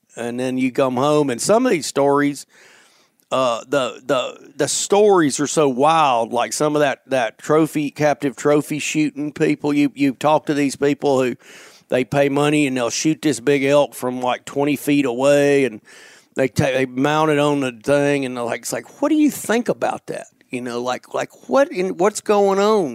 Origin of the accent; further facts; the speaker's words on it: North Alabama, United States; moved away; growing up in Alabama